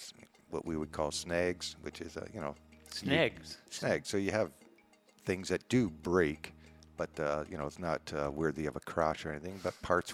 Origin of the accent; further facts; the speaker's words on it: Hamilton, Ontario, Canada; moved away as an adult; also born or lived in Nova Scotia / Calgary, Alberta; now in Playa del Carmen, Mexico; I was born and I guess raised in Hamilton, Ontario, which is about 40 miles outside of Toronto. Okay. And I left there in 1979.